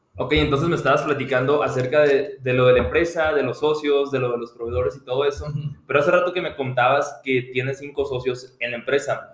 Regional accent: Mexico; now in United States

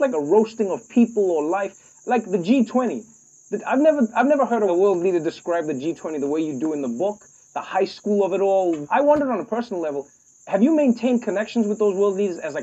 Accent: South Africa; Growing up in South Africa

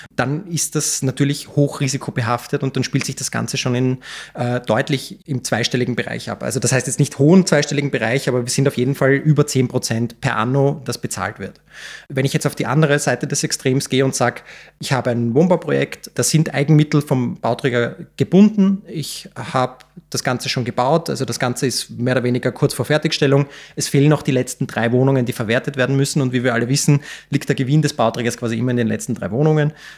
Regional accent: Vienna, Austria; Ich bin äh, 1989 in Wien geboren, bin einer der Gründer und Geschäftsführer äh, der Rewald Vermögensberatungs GmbH, habe eine ganz normale AHS in Wien besucht

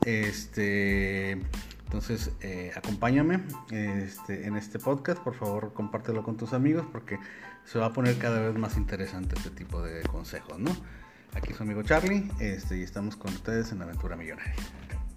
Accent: Monterrey, Nuevo León, Mexico; yo soy de Monterrey, México

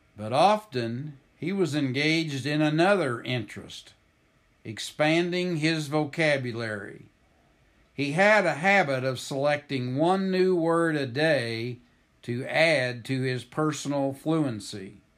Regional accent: Oklahoma, United States; moved away as an adult; now in Marceline, United States; I grew up in Oklahoma, almost four hundred miles from Marceline, Missouri

